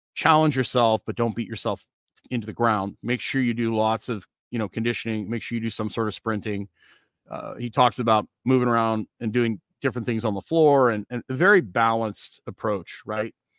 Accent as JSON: {"language": "English", "country": "Canada", "tie": "born or raised there", "said": "when I was growing up in Canada"}